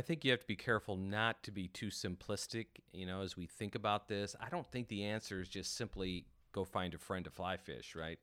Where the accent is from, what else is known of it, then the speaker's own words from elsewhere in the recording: North Dakota, United States; moved away; growing up in North Dakota